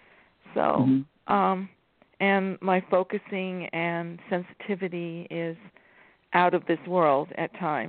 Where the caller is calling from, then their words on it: California, United States; California, Enchantress.